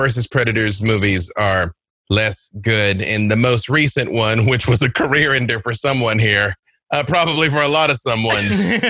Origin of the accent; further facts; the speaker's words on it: Little Rock, Arkansas, United States; I'm from Little Rock, Arkansas.